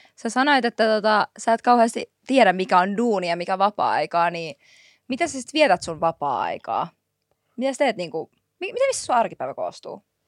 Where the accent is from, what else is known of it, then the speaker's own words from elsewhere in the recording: Helsinki, Uusimaa, Finland; Mä oon Marjaniemestä